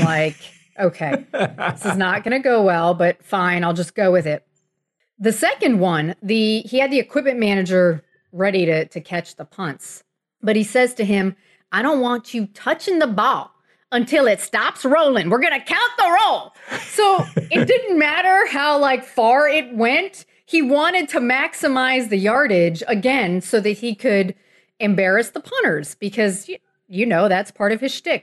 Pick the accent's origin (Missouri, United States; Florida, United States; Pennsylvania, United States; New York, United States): Florida, United States; Miami; I grew up in Miami in the nineteen eighties